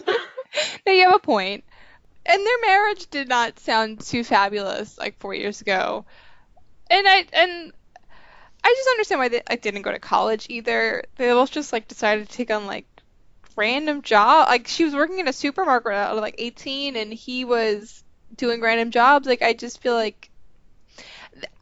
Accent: Long Island, New York, United States; also born or lived in Mississippi; I grew up on Long Island, New York, but I grew up in a relatively small town

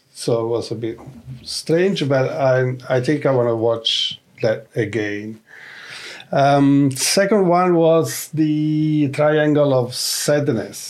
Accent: Naples, Campania, Italy; my hometown of Naples

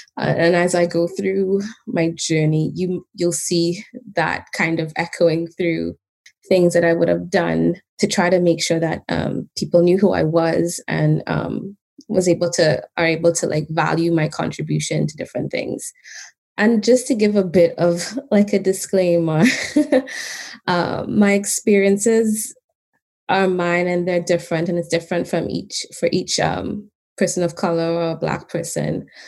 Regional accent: Trinidad & Tobago; moved away as an adult; now in Canada; I grew up in Trinidad and Tobago, and I moved here about 13 years ago when I was 21, although that ages me, but that's okay.

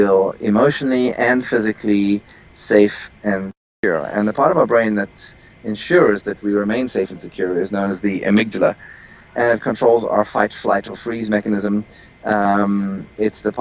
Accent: South Africa; moved away; I am originally from South Africa

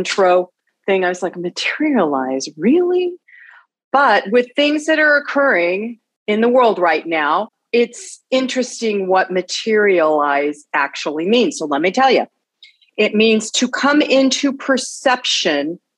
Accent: Los Angeles, California, United States; I was raised up in the San Fernando Valley in Northridge

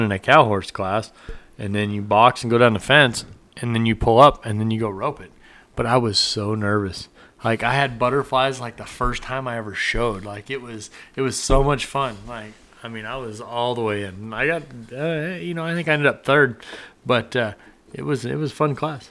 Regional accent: Nebraska, United States; I grew up in Nebraska up there

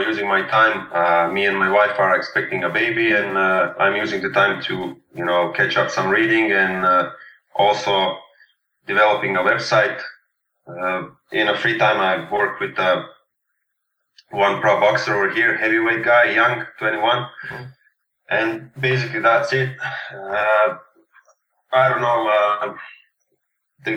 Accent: Serbia; accent: Serbian; English is a second language; also born or lived in Stockholm, Sweden; my Serbian accent.

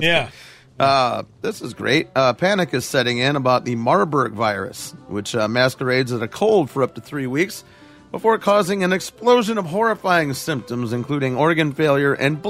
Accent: Chicago, Illinois, United States; we're from Chicago, so nobody calls it the Windy City there.

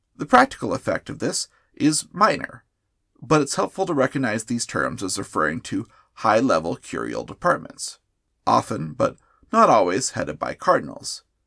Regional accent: United States; As an American Catholic

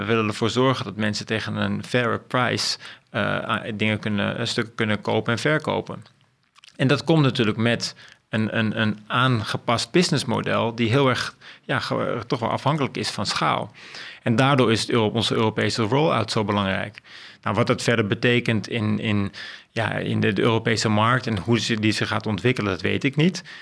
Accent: Amstelveen, North Holland, Netherlands; ik ben opgegroeid over in Amstelveen

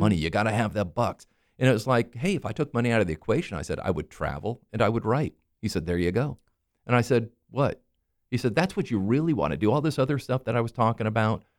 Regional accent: Maitland, Florida, United States; I grew up here in Maitland. Uh, you know, I'm, I'm a Florida native.

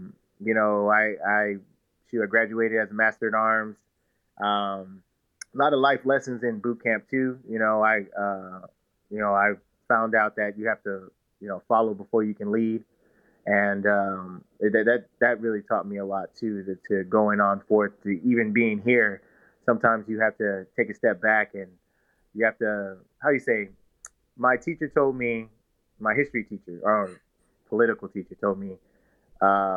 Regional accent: Victorville, California, United States; now in San Antonio, United States; I'm a kid from Southern California, Victorville, California, to be exact

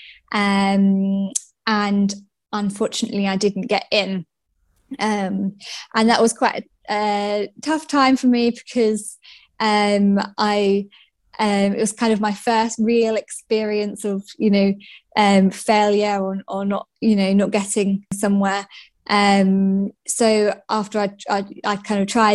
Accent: Essex, East of England, United Kingdom; moved away as an adult; also born or lived in Nottinghamshire; I'm from Essex, and that's where I grew up until I was 18 and went to uni.

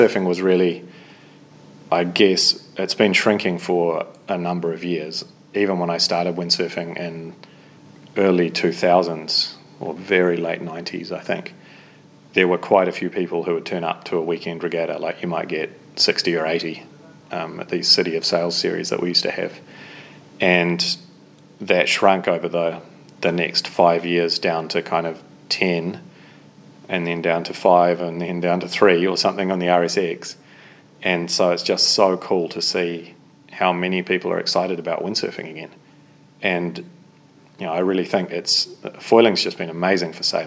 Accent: Auckland, New Zealand; I grew up in Devonport in Auckland

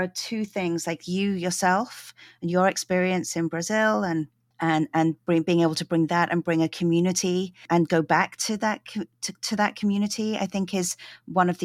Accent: London, United Kingdom; now in Vancouver, Canada; I grew up in London

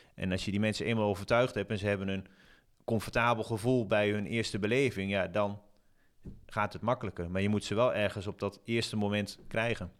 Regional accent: Zwolle, Overijssel, Netherlands; ik kom zelf uit Zwolle

